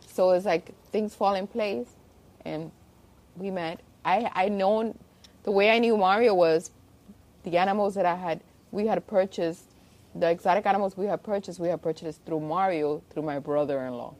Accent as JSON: {"language": "English", "town": "Miami", "region": "Florida", "country": "United States", "tie": "born or raised there", "also_born_or_lived": "Havana, Cuba / Spain", "said": "I was born in Cuba, Havana, and from there I left when I was 4 to Spain and I actually went to school in Spain, grew up there and we actually moved here as immigrants in um, when I was turning 9 mm-hmm. and ever since I lived in Miami"}